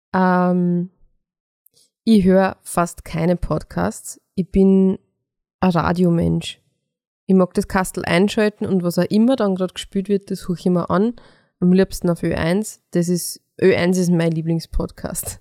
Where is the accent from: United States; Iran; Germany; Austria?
Austria; Mostviertel, Lower Austria; meine Mama auch zugereist ist und nicht aus dem Mostviertel ist. Zwar eh auch aus Niederösterreich, aber ähm, wenn man dort, wo ich aufgewachsen bin, nicht genauso redet